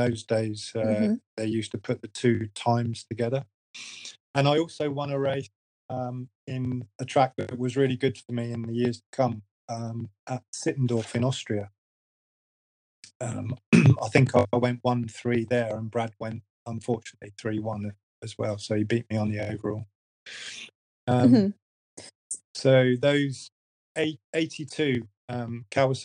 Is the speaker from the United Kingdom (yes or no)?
yes; United Kingdom; as a British rider